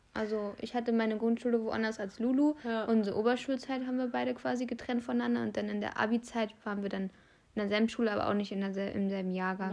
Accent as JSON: {"language": "German", "region": "Brandenburg", "country": "Germany", "said": "hier bei uns in Brandenburg"}